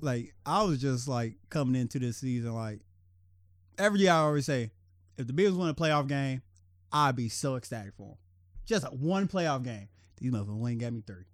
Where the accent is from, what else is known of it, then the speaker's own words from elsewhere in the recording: Cincinnati, Ohio, United States; my hometown.